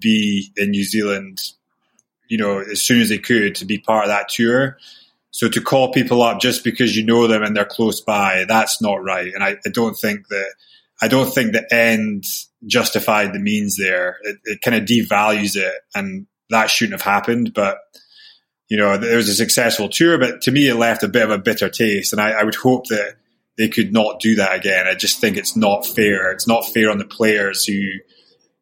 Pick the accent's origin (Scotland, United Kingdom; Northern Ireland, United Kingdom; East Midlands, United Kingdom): Scotland, United Kingdom; Aberdeen; growing up in Aberdeen